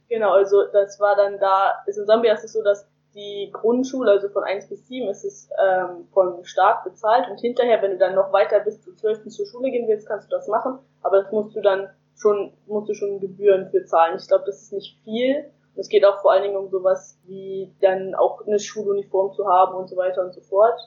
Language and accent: German; Germany; Ich komme aus Heizenweg, das ist ganz in der Nähe von Hamburg praktisch von Hamburg, aber ganz kurz außerhalb